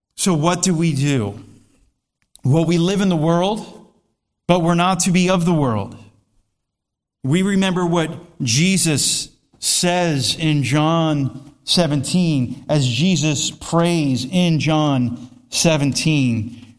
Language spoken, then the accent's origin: English; United States; I'm an American citizen